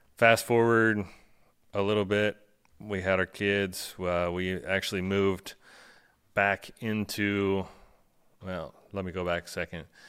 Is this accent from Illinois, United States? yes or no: yes; Aledo, Illinois, United States; thirty-nine years old, born and raised in Alito, Illinois